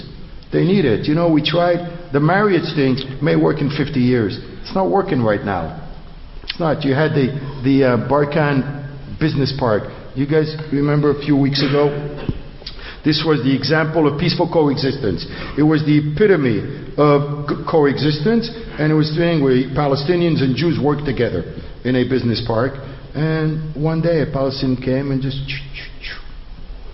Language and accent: English; Morocco; also born or lived in Montreal, Canada; now in Los Angeles, United States; I was born and raised in Morocco, and it was a totally different type of Judaism